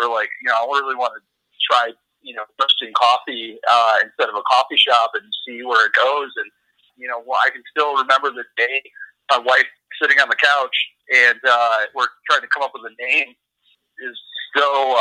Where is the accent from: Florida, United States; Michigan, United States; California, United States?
Michigan, United States; Traverse City; now in Wyoming, United States; when I grew up in northern Michigan, I'm originally from Traverse City, Michigan.